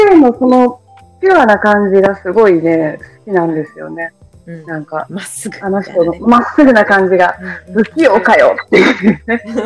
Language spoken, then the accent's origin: Japanese; Miyagi, Japan; 宮城出身